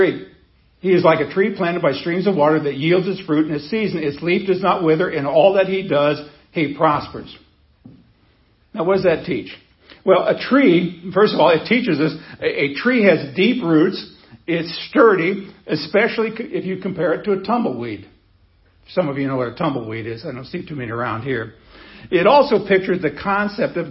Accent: Nebraska, United States; I grew up in Nebraska where they have wheat

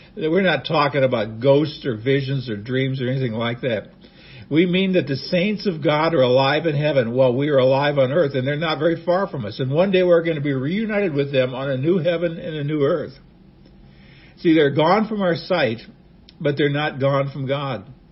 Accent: Nebraska, United States; I was a young boy growing up in Nebraska

